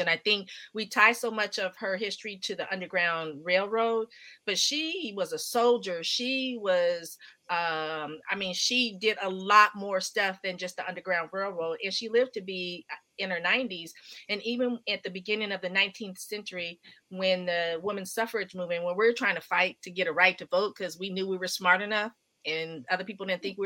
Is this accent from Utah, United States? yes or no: no; Palo Alto, California, United States; growing up in Palo Alto going to school